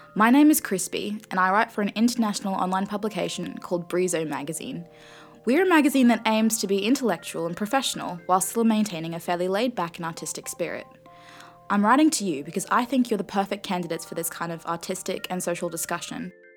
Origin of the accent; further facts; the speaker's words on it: Australia; my Australian upbringing.